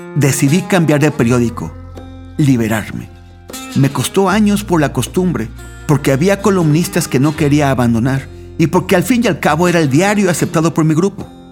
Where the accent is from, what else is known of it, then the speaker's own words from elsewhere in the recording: Mexico; en mi país, México